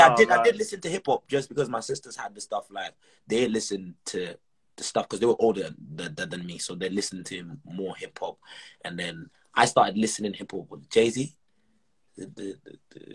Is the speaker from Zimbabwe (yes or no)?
yes; Zimbabwe; also born or lived in Malawi; now in Edinburgh, United Kingdom; Growing up in Zim